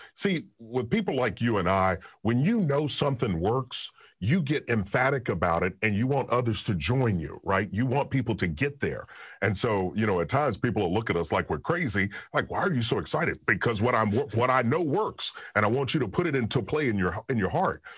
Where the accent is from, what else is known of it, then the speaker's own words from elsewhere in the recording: Kentucky, United States; I'm from Kentucky